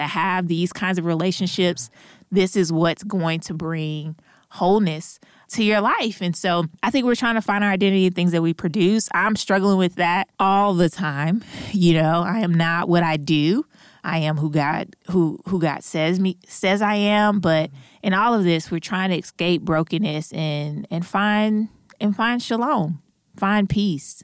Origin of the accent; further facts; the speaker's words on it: St. Louis, Missouri, United States; now in Durham, United States; hail from Saint Louis, Missouri, but have been living in Durham, North Carolina